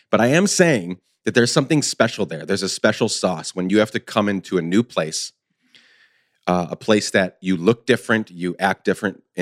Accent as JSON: {"language": "English", "country": "Guatemala", "tie": "born or raised there", "moved": "as an adult", "said": "So I spent 10 years growing up in Guatemala, 10 to 19 and then moved back."}